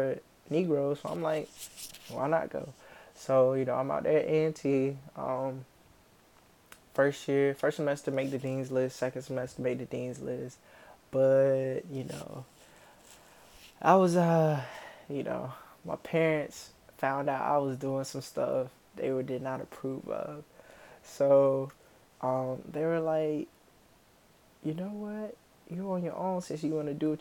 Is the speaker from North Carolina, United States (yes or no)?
yes; Camden County, North Carolina, United States; also born or lived in Florence, South Carolina; I grew up in Camden County, North Carolina, which is like northeastern North Carolina.